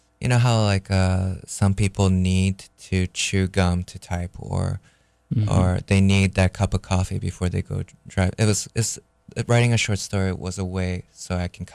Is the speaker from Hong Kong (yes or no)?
no; Japan; when I was growing up in Japan, my parents sent me to a school